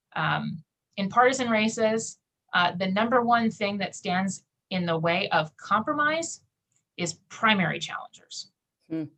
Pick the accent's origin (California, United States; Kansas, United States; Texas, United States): Kansas, United States; I grew up in Kansas